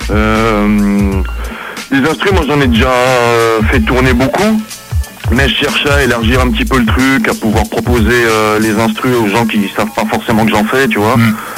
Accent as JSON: {"language": "French", "region": "Geneva", "country": "Switzerland", "said": "nous on est de Genève"}